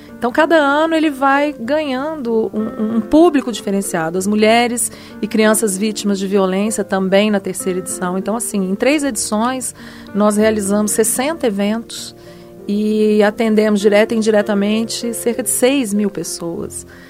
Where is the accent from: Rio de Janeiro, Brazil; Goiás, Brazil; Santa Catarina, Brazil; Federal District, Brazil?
Federal District, Brazil; Brasília; eu cresci minha adolescência é, aqui em Brasília